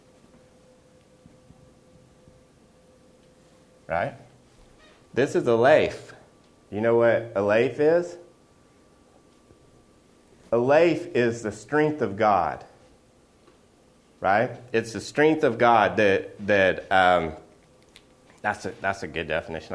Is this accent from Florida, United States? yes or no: no; Oklahoma, United States; I'm from Oklahoma.